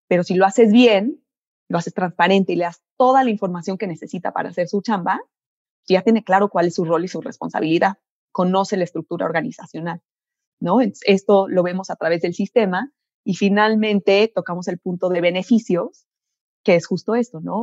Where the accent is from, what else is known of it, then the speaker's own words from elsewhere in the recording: Mexico; soy ingeniera química mexicana.